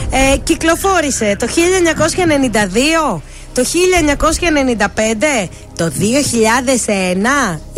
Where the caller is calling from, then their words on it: Evosmos, Central Macedonia, Greece; Είμαι από Εύωσμο.